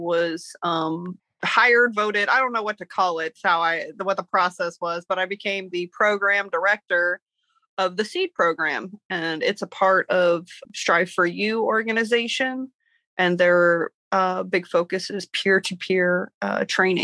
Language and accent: English; Missouri, United States; moved away; I born and raised in Missouri, but I've lived a few different places